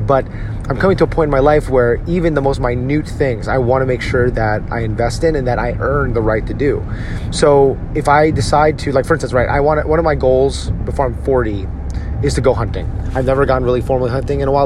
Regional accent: Edison, New Jersey, United States; my hometown of Edison, New Jersey.

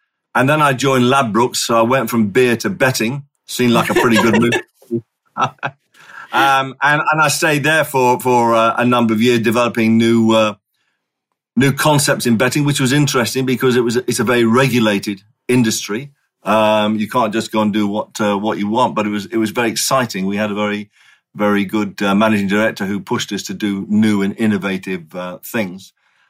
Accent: Singapore; moved away as an adult; I was born and raised in Singapore, right? And I didn't leave there until I was 18. So I'm a Singaporean by birth. I'm a Singaporean by education. I'm a Singaporean through and through.

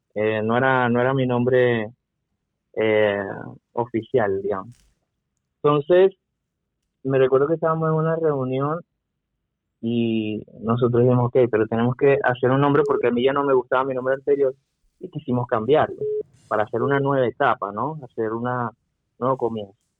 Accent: Venezuela; moved away as an adult; salir de Venezuela

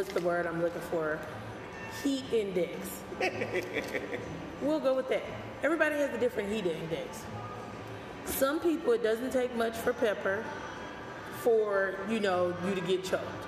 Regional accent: the South, United States; I also am from the South.

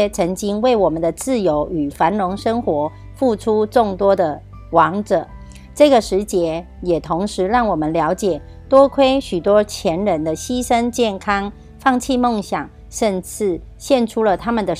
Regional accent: Miaoli, Miaoli County, Taiwan; 今天要为大家导读的主题是

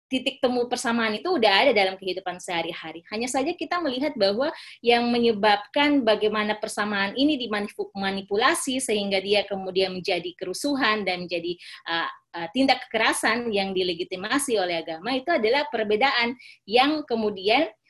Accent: Poso, Central Sulawesi, Indonesia; karena saya lahir dan besar di Kabupaten Poso, isu-isu persamaan uh, kami di Poso itu saling apa namanya ya antar agama itu uh, menikah

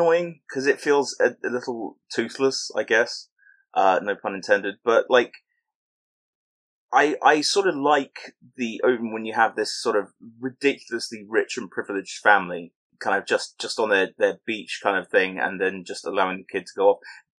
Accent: England, United Kingdom; accent: very English

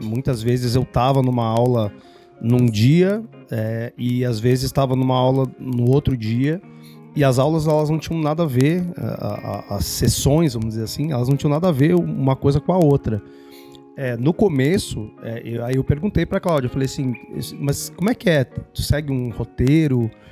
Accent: Esteio, Rio Grande do Sul, Brazil; now in São Paulo, Brazil; Eu sou um gaúcho de esteio

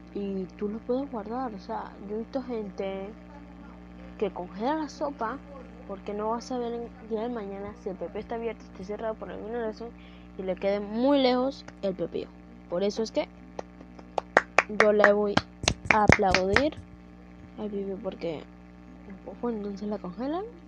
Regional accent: Panama; Panamá, porque es de donde soy

